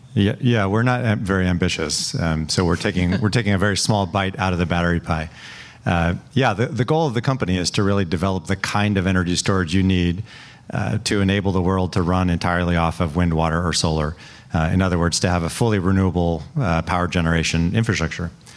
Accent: Salinas, California, United States; moved away as an adult; also born or lived in Cambridge, Massachusetts; growing up in Salinas, we spent a lot of time going to you know the Stanford Berkeley football game every year

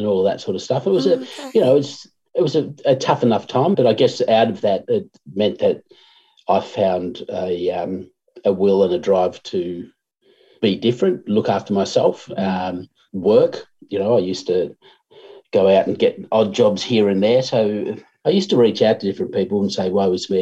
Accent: Swan Hill, Victoria, Australia; also born or lived in Ballarat / Melbourne; I was born in Swan Hill.

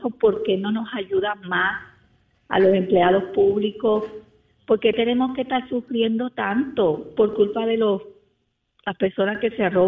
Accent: Puerto Rico; also born or lived in Colombia; yo soy colombiana, me crié en Puerto Rico

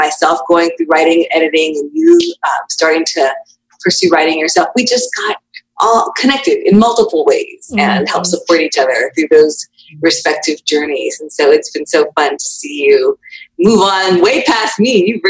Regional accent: Spokane, Washington, United States; born there; So I was born in Washington State, actually, on the eastern side of Washington in a little town called Spokane.

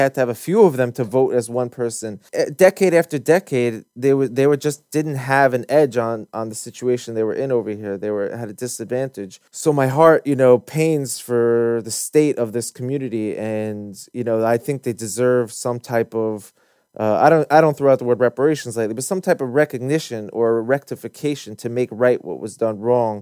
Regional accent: United States; I grew up in America in public school.

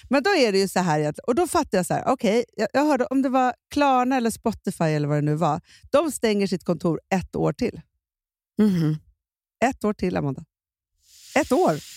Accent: Stockholm, Stockholm County, Sweden; vi är ju mm. infödda stockholmare, du och jag

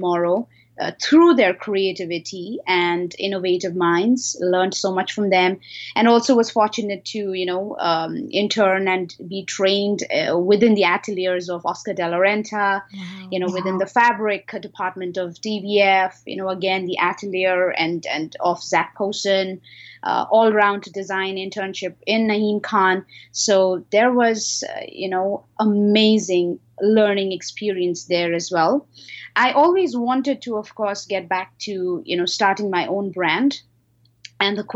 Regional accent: Himalayan region of India, India; moved away as an adult; also born or lived in Singapore; So I was born in the Himalayan region of India. Ever since the age of 16, I have, been traveling and doing several things around the cities in India

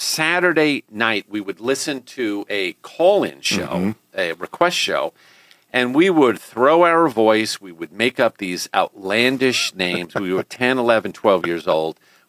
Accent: Long Island, New York, United States; moved away as an adult; also born or lived in Brooklyn, New York / Omaha, Nebraska; now in Houston, United States; growing up in New York on Long Island

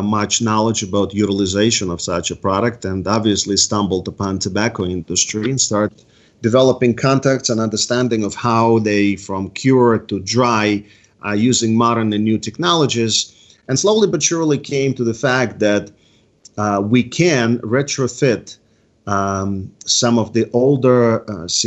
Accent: East Coast, United States; I'm from the East Coast

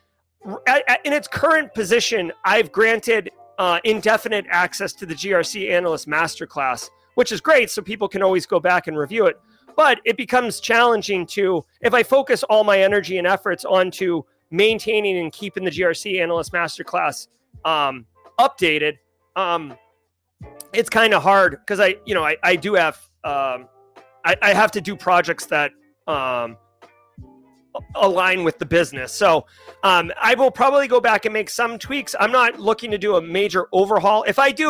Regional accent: New England, United States; moved away; I grew up in New England.

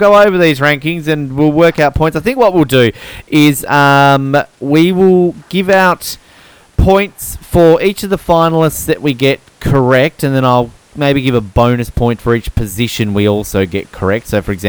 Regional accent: New Zealand; Oh, yes, I'm New Zealander too.

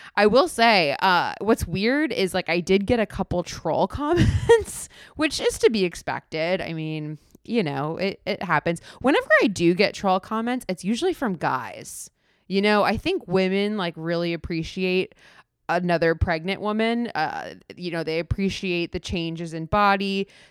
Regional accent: South Florida, United States; moved away; I grew up in South Florida.

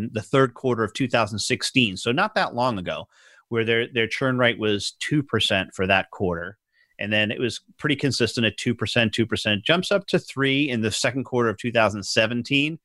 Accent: New York, United States; moved away; I grew up in New York and I'm a huge New York Mets fan

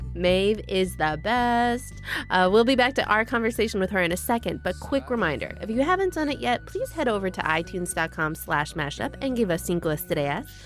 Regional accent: Chicago suburbs, Illinois, United States; growing up in the Chicago suburbs

